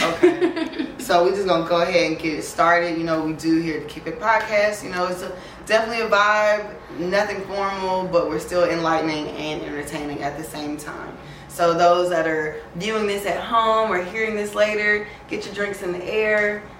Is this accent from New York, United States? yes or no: no; Atlanta, Georgia, United States; being from Atlanta, I'm sure there is a difference growing up in Baton Rouge.